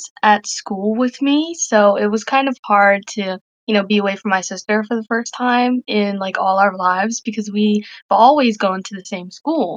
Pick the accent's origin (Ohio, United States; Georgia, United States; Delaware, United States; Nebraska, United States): Delaware, United States; Newark; I'm from Newark, Delaware